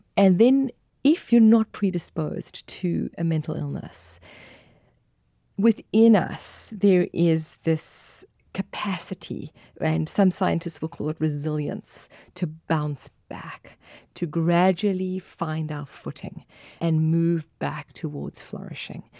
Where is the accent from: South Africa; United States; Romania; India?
South Africa; accent: South African; I'm from South Africa